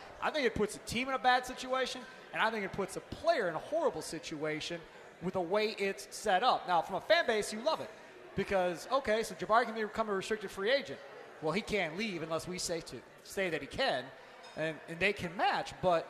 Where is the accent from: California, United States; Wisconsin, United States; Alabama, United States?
Wisconsin, United States; Kenosha; So I grew up in Kenosha, which, as we know, is right on the border.